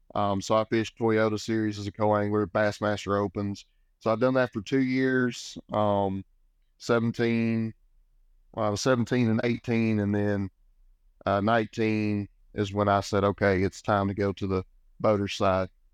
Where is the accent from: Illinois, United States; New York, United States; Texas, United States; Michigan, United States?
Texas, United States; Sam Rayburn Reservoir; I grew up on Lake Sound Raven, uh, you know, huge fishing destination